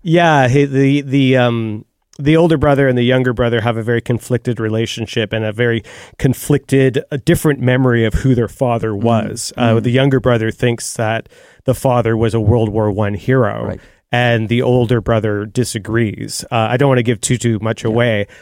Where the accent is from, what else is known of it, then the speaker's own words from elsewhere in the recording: Canada; as a Canadian